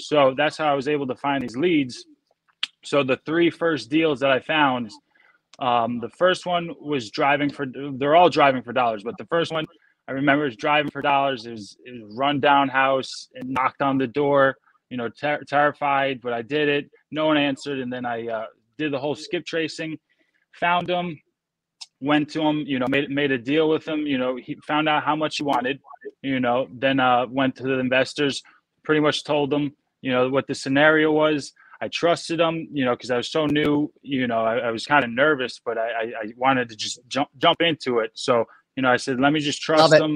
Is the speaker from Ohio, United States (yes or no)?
no; New Jersey, United States; I'm from New Jersey.